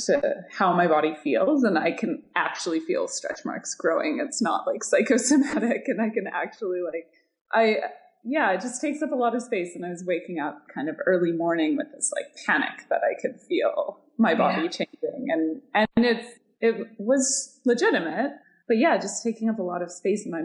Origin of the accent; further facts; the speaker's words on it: Pacific Northwest, United States; I'm from the Pacific Northwest